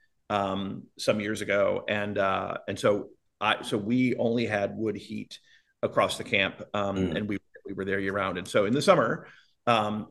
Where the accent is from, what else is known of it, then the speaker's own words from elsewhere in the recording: Miami, Florida, United States; moved away as an adult; also born or lived in Michigan / North Carolina; now in Palm Springs, United States; I grew up in Florida